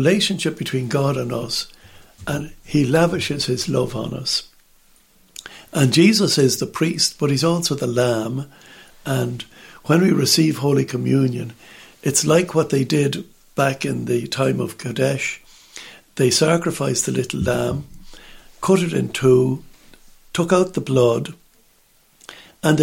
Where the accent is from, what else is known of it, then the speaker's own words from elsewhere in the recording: Ireland; in Ireland, we just sit there on the benches, we kneel, the odd time we stand